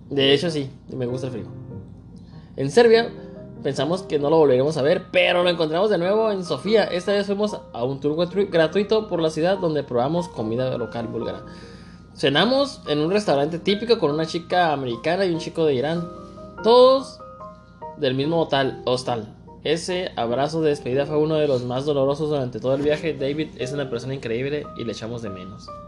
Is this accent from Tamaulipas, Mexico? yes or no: no; Tijuana, Baja California, Mexico; born or raised there; now in Mexicali, Mexico